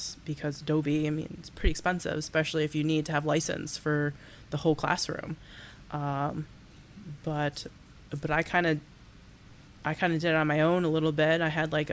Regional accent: Baldwinsville, New York, United States; also born or lived in Oswego, New York; now in Syracuse, United States; I'm just from New York

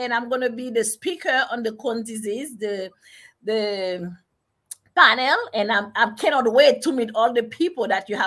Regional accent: Haiti; moved away as an adult; now in United States; I was born in Haiti, and I came to America when I was about 18 years old. And I studied in Haiti

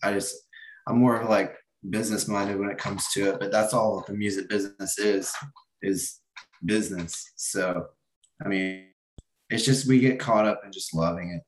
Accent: Atlanta outskirts, Georgia, United States; I'm not even like technically from here. I'm from like the outskirts

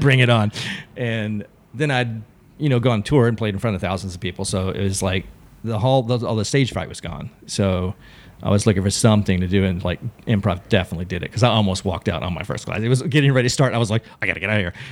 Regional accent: Texas, United States; moved away as an adult; now in Los Angeles, United States; I grew up in Texas

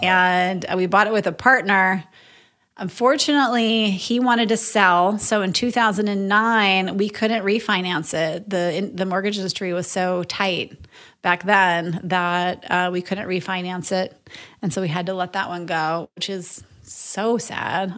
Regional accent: Moorhead, Minnesota, United States; moved away as an adult; also born or lived in Madison, Wisconsin; now in Austin, United States; I grew up in Moorhead, Minnesota

